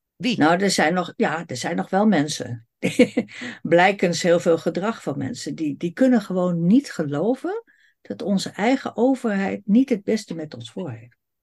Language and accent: Dutch; Netherlands; wij Nederlanders